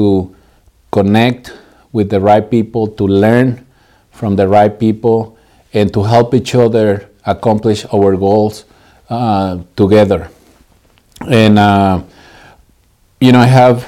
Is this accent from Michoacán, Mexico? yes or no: yes; Morelia, Michoacán, Mexico; moved away as an adult; now in San Diego, United States; I'm originally from Mexico. I was born and raised in the beautiful city of Morelia, Michoacán.